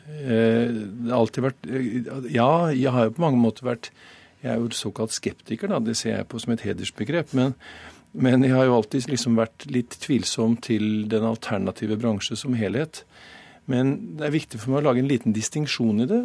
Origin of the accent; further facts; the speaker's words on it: Snåsa, Trøndelag, Norway; Jeg er jo fra Snåsa selv